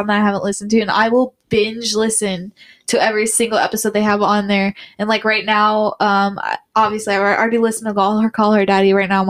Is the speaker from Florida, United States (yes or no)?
no; Plymouth, Indiana, United States; now in Mishawaka, United States; I'm from Plymouth.